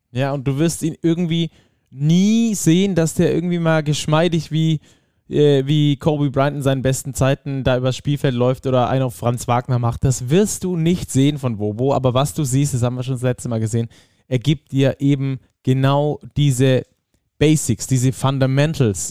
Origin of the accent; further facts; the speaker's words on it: Rhineland, Germany; ich als Rheinländer auch hier zu sein. Ne? Meine Familie ist um die Ecke